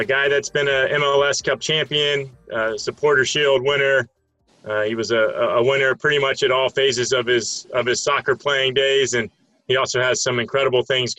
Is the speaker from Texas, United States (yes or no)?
no; Tampa, Florida, United States; my hometown in Tampa